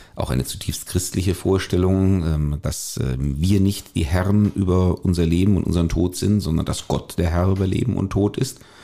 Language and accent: German; Germany